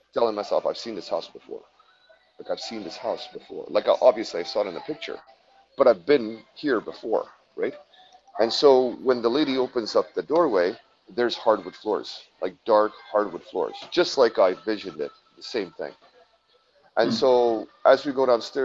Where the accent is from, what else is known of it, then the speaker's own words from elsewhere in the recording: Quebec, Canada; I'm from Quebec, so from Canada, Quebec, Canada.